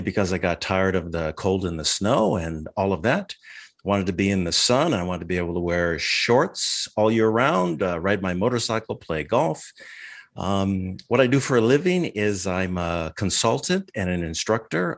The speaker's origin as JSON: {"language": "English", "region": "Minnesota", "country": "United States", "tie": "born or raised there", "moved": "as an adult", "lives_now": "San Diego, United States", "said": "I was, uh, born and raised in Minnesota."}